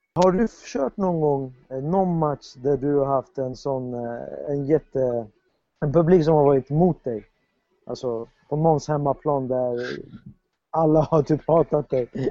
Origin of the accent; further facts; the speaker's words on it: Sweden